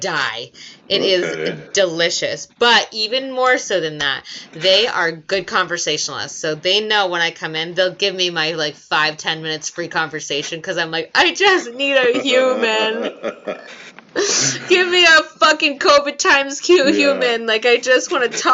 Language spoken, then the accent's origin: English; United States; also born or lived in Australia; now in Connecticut, United States; I'm fucking American